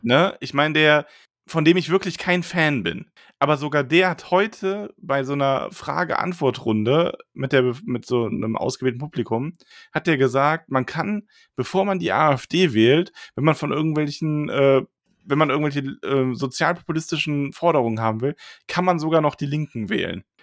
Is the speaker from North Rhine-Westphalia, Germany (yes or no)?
yes; Solingen, North Rhine-Westphalia, Germany; ich bin in Solingen Urlix aufgewachsen